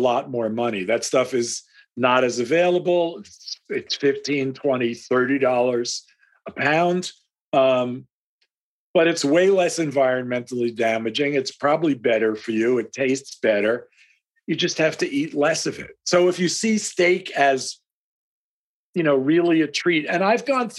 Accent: United States

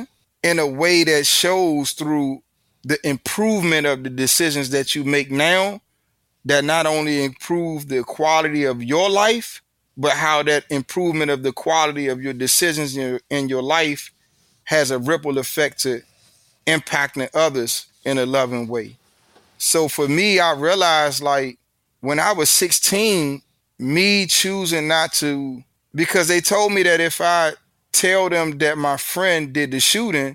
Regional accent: Washington, District of Columbia, United States; accent: D.C. vernacular; I'm from the South, so we talk different anyway. Our vernacular, we have a unique vernacular in D.C. because we're in between the Deep South and the prestigious North

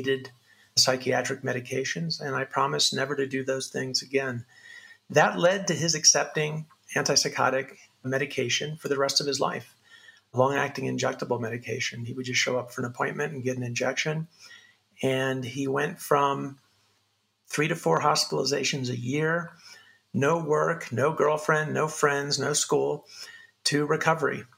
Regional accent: Sancti Spíritus, Cuba; I was born in a little town called Sancti Spiritus, Cuba, in Cuba.

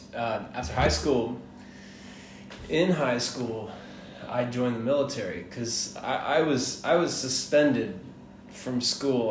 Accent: Atlanta, Georgia, United States; also born or lived in Miami, Florida; I was born in Miami. I was raised in Atlanta

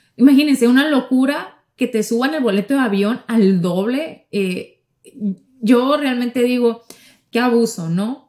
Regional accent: Ciudad Obregón, Sonora, Mexico; now in Miami, United States; yo llego a, a Sonora, a lo que es el estado donde vive mi familia, a Ciudad Obregón

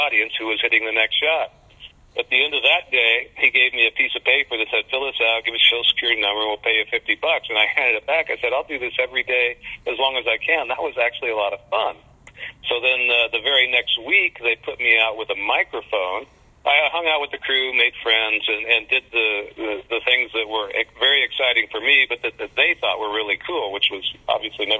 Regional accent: Las Vegas, Nevada, United States; I grew up in Vegas

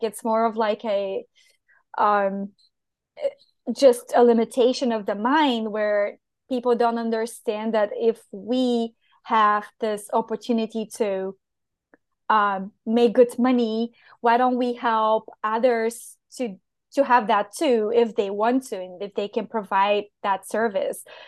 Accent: Bulgaria; English is a second language; moved away as an adult; also born or lived in Portugal; where I come from

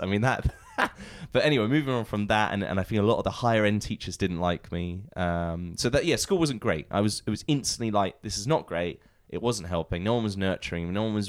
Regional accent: Portsmouth, South East England, United Kingdom; I'm originally from Portsmouth.

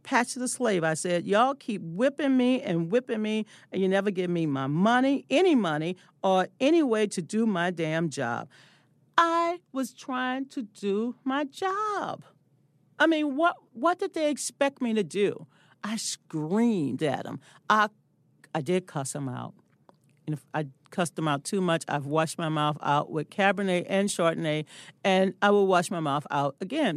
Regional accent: the South, United States; I'm from the South

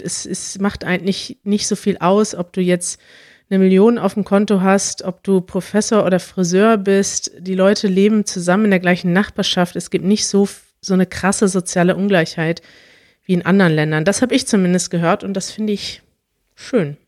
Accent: Germany; dass ich mit allem aufgewachsen bin in Deutschland

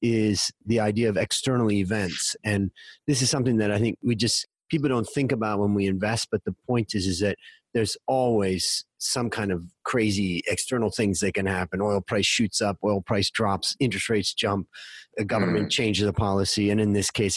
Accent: Ohio, United States; moved away as an adult; also born or lived in Thailand; We grew up together in Ohio

